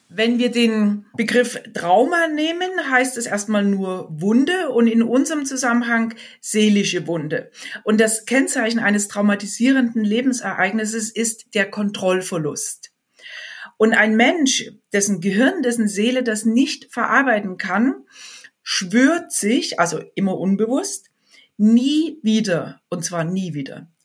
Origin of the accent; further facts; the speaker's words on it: Germany; bei uns in Deutschland